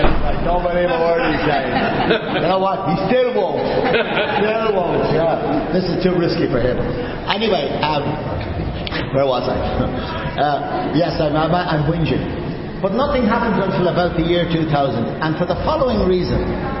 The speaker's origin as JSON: {"language": "English", "country": "Ireland", "said": "We're Irish"}